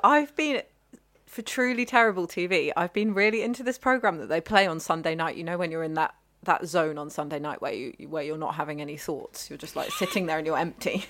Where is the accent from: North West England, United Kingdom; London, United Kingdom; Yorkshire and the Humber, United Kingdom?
London, United Kingdom; Ealing; where I grew up in Ealing